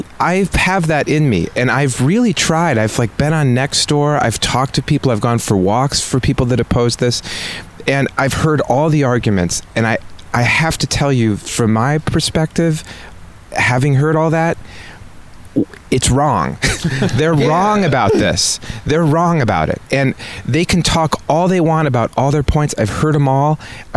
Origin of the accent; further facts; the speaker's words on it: Midwest, United States; moved away as an adult; now in San Francisco, United States; I'm a Midwesterner. I have like conservatives in my family. My nature, I mean, I've been here for 20 years, so this is my home, but that's where I grew up.